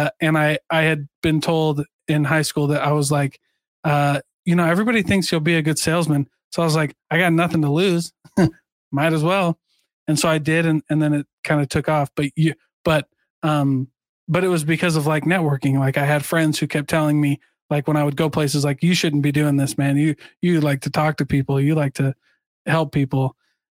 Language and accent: English; Iowa, United States; I'm from Iowa